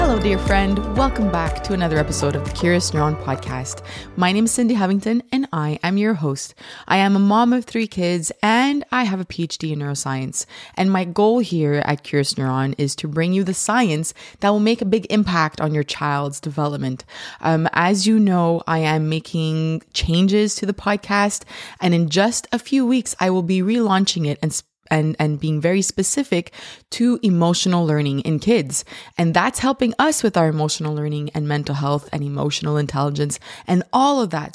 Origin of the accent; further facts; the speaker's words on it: Canada; I'm Canadian